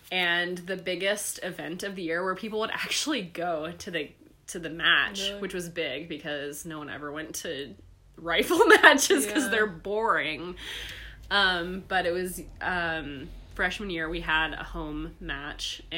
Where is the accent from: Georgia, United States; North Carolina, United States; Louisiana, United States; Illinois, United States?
Georgia, United States; moved away; I grew up in Georgia